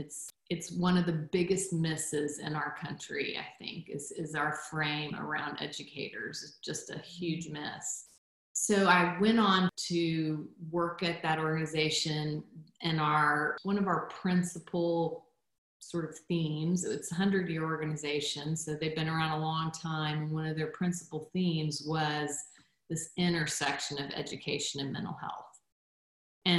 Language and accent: English; Guatemala; So my background, I'm a missionary kid. I grew up in Guatemala and was born there.